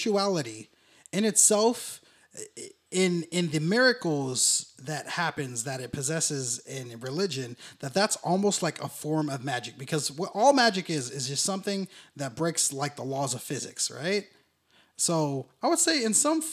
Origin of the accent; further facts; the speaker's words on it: San Jose, California, United States; moved away; I'm from San Jose